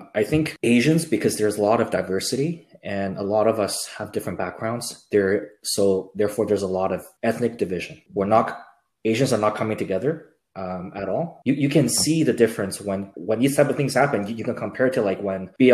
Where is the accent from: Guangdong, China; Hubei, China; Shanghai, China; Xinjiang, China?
Hubei, China; Wuhan; I'm from Wuhan